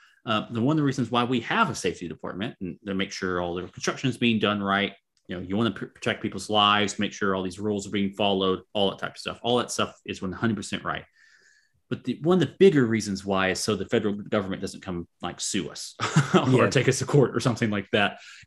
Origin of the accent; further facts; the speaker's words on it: Oklahoma, United States; I am from Southeastern Oklahoma, so that's for your drinking game.